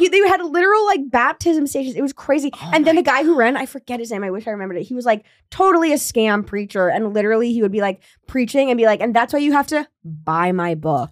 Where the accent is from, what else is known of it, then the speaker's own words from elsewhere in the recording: Williamstown, Massachusetts, United States; my hometown, Williamstown, Massachusetts